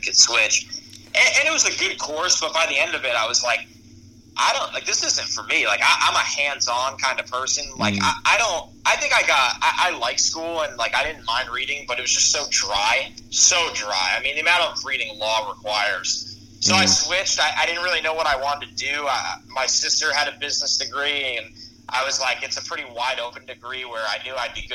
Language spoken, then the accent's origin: English; New York, United States; I'm from New York